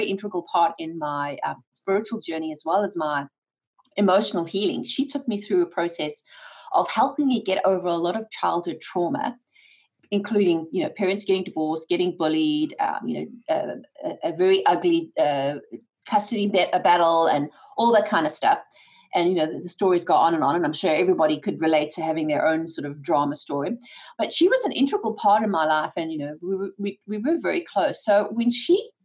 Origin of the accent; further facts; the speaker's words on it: South Africa; moved away; my husband and I come from South Africa, born and raised by that attitude